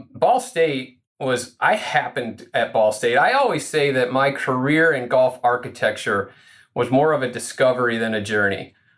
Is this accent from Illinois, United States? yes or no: yes; Rochelle, Illinois, United States; now in Park Ridge, United States; my hometown, I'm from Rochelle. It's a town north central Illinois, just west of DeKalb